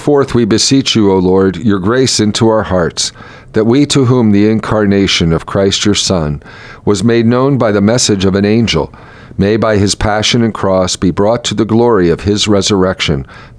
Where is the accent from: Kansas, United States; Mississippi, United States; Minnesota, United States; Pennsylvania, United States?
Pennsylvania, United States; Lebanon; moved away; my whole education was Catholic schools. And my mom worked at St. Mary's Catholic School in Lebanon, Pennsylvania, where I attended. And then I went to Lebanon Catholic High School.